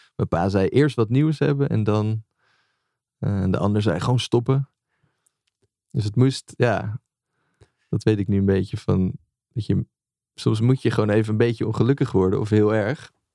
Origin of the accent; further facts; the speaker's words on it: Amersfoort, Utrecht, Netherlands; also born or lived in Leusden; Amersfoort, waar ik ben opgegroeid